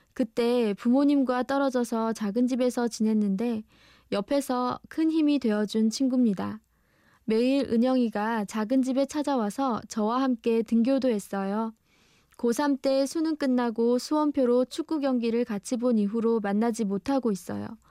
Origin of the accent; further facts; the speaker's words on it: Busan, South Korea; 제가 태어난 동네는 부산의 우암동이라는 곳이에요